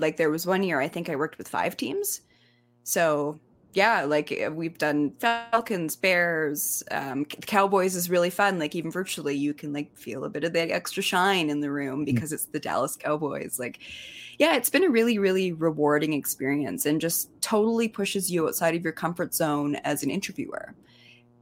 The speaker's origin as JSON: {"language": "English", "town": "Kimberley", "region": "British Columbia", "country": "Canada", "moved": "yes", "said": "I'm from Kimberley"}